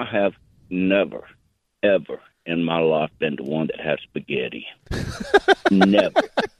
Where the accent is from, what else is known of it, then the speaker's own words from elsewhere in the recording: Auburn, Alabama, United States; I'm from Auburn, Alabama, War Eagle